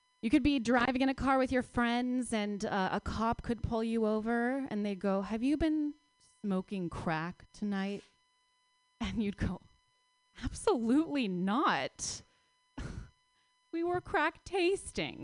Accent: Palo Alto, California, United States; I grew up in Palo Alto

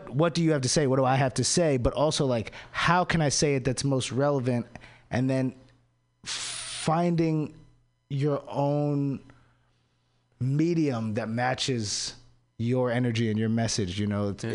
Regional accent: DC area, Maryland, United States; moved away; I'm from Maryland, from the DC area

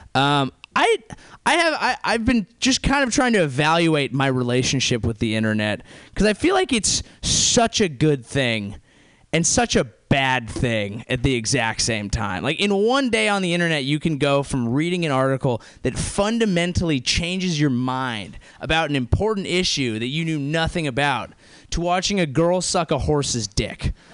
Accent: near Santa Cruz, Bay Area, California, United States; accent: SoCal; also born or lived in San Diego; I grew up near Santa Cruz

